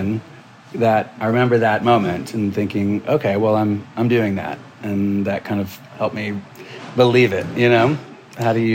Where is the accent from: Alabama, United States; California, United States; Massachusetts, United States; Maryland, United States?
Alabama, United States; I grew up in Alabama